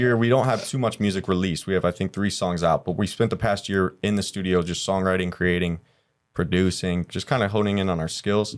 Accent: Cleveland, Ohio, United States; born or raised there; moved away

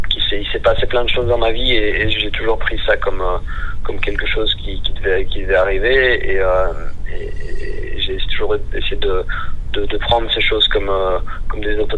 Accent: Belgium; même si moi je suis belge, le nom est français

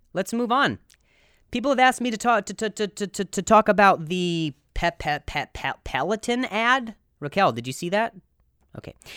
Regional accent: Midwest, United States; moved away; I'm from the Midwest

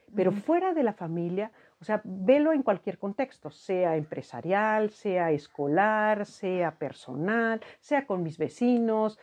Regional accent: Mexico; nuestra propia cultura como mexicanos

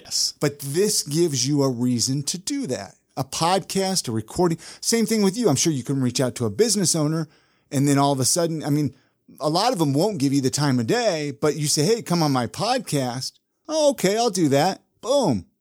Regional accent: California, United States; moved away; when I grew up in California

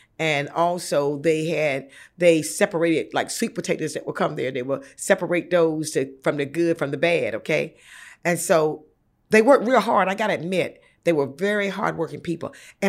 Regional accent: Bethel, North Carolina, United States; moved away; I grew up in rural North Carolina, mm-hmm. a little place called Bethel near Greenville, East Carolina University. And we're not that far from the Virginia border.

